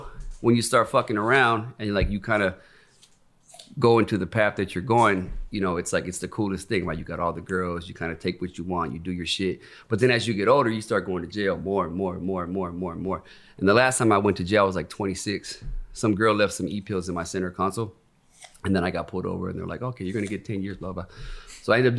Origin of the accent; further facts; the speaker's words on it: Los Angeles, California, United States; being from Venice back then was the most important thing